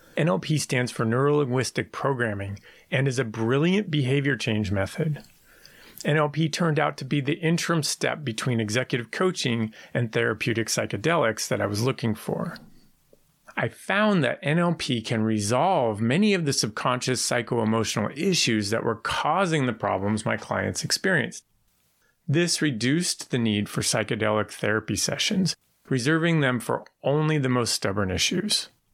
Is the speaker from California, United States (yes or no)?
yes; San Francisco, California, United States; I was born in San Francisco in 1971 to parents who grew up there